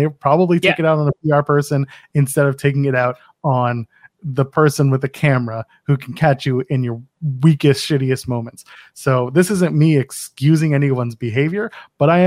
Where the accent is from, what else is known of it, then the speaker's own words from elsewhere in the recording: Canada; I'm a Canadian